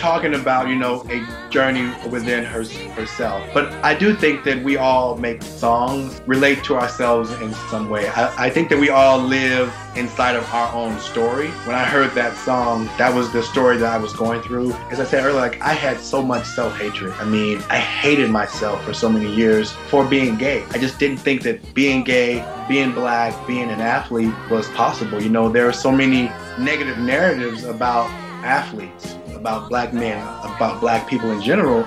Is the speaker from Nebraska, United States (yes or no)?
no; Louisiana, United States; growing up in the South, being a black man